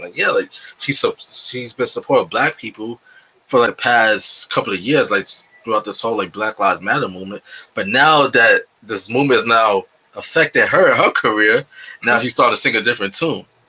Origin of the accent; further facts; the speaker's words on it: New York City, New York, United States; I grew up in New York City, in the South Bronx, and that's like my area